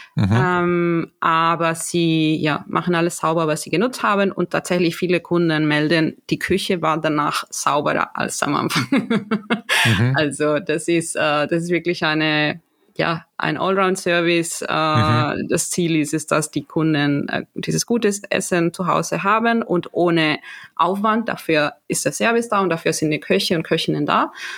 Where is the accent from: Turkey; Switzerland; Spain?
Spain; Galicia; German is a second language; now in Germany; ich komme aus Galicia, das ist im mhm. Nordwesten